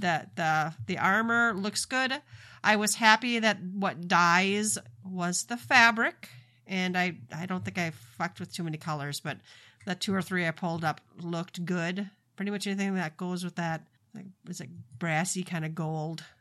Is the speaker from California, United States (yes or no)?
no; Minnesota, United States; I am from Minnesota